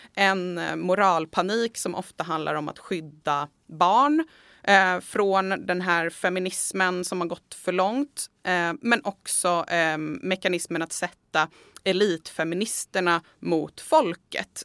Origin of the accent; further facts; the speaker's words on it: Sweden; vi i Sverige